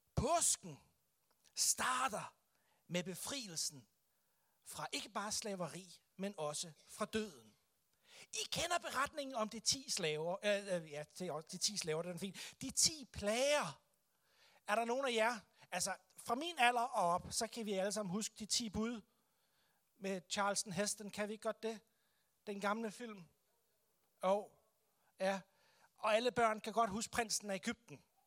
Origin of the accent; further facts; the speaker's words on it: Denmark; for os som kristne, som danskere